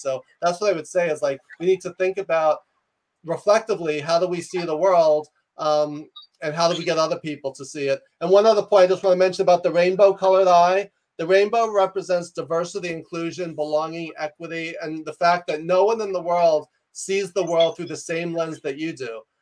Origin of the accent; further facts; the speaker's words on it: New York, United States; I'm a New Yorker